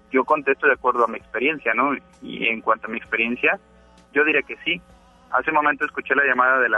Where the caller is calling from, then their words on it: Monterrey, Nuevo León, Mexico; Eh, de Monterrey